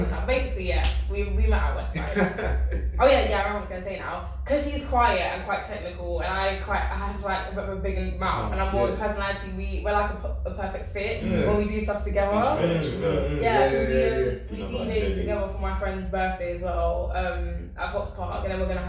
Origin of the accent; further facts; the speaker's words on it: London, United Kingdom; moved away as an adult; also born or lived in Ealing / Peterborough; I'm from South London. I've lived in South London, South East my whole life